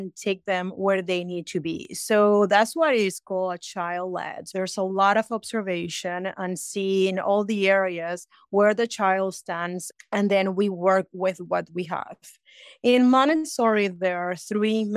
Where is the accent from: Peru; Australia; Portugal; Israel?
Peru; now in United States; I'm originally from Peru, but I have been in America for 25 years.